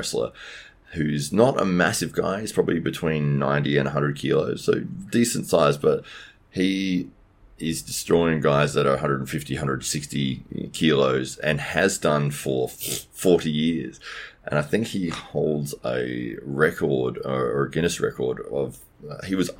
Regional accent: Adelaide, South Australia, Australia; From Adelaide

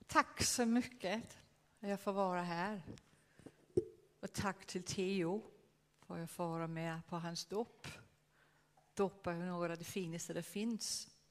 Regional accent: Denmark; Swedish is a second language; Jag är dansk. Jag är dansk.

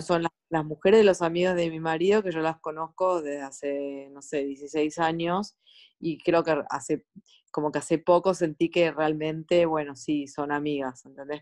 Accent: Argentina; moved away as an adult; also born or lived in Sweden / Stockholm; now in Norway

